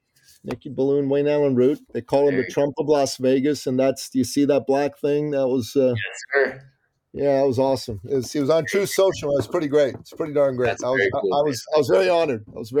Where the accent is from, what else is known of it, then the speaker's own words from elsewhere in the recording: Toronto, Ontario, Canada; I live in Toronto. I'm a Torontonian. I went to the University of Toronto for my undergraduate.